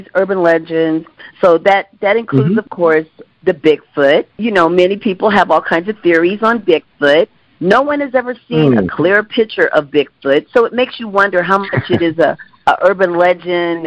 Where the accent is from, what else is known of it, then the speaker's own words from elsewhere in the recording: Washington, United States; moved away; I'm from Washington State also. I lived there a great many years